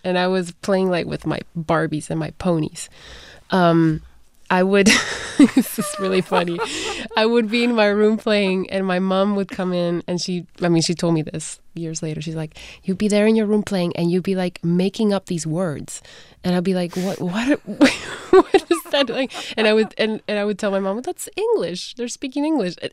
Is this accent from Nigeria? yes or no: no; Guatemala; moved away; I was born in Guatemala, raised there